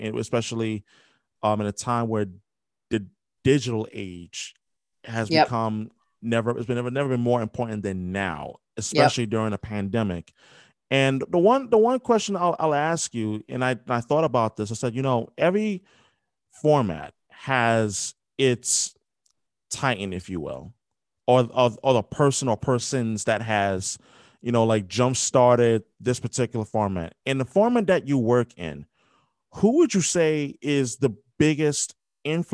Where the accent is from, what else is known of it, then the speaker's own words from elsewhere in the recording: New York, United States; I grew up in New York, like born and raised